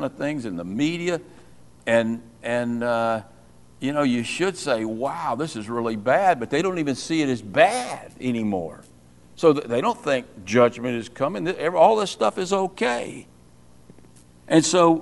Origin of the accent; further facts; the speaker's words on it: United States; I'm an American